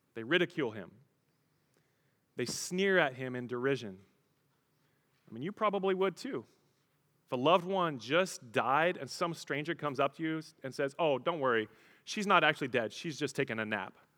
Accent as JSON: {"language": "English", "region": "Colorado", "country": "United States", "tie": "born or raised there", "said": "I grew up in Colorado"}